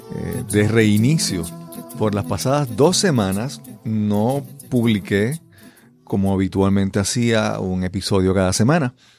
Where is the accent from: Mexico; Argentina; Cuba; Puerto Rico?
Puerto Rico; first language Spanish